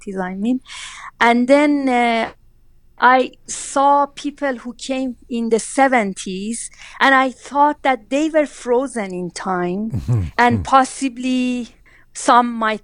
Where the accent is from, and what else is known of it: Iran